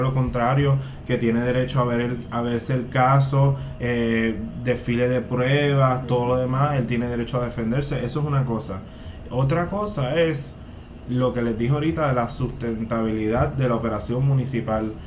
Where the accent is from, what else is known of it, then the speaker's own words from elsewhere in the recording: Puerto Rico; tenemos la dicha de que nos criamos en el Puerto Rico